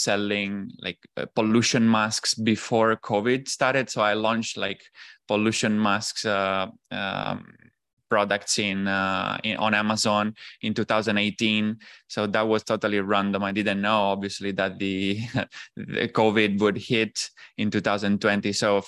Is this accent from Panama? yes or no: no; Italy; English is a second language; moved away as an adult; also born or lived in Shanghai, China; I'm originally from Italy. After basically university, I graduated in economics, and then I went on with like a master program that basically got me into an internship in Shanghai.